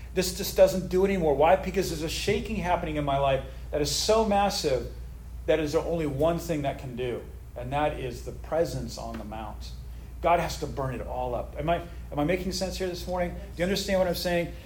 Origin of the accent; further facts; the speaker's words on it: United States; I'm an American patriot. I love the United States.